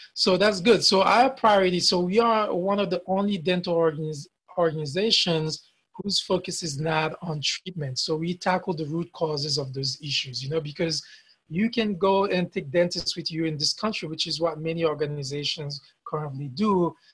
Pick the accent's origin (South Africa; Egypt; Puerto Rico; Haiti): Haiti; English is a second language; moved away as an adult; now in United States; I came from Haiti, I, am in the US